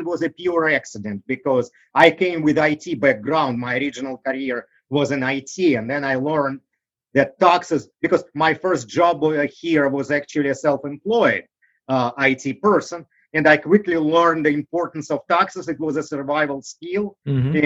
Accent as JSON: {"language": "English", "country": "Russia", "tie": "born or raised there", "second_language": "English", "moved": "as an adult", "lives_now": "United States", "said": "I grew up in Russia."}